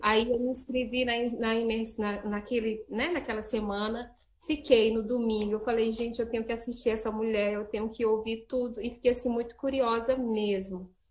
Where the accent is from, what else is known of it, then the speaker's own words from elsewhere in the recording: Imperatriz, Maranhão, Brazil; now in Divinópolis, Brazil; eu moro em Divinópolis, Minas Gerais, mas eu sou lá de Imperatriz do Maranhão